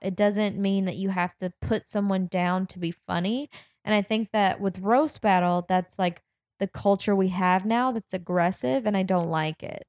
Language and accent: English; the South, United States; I'm from the South